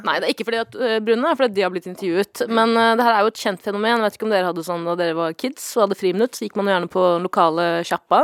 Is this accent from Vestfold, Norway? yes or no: yes; Stokke, Vestfold, Norway; jeg kommer fra Stokke, som er en veldig liten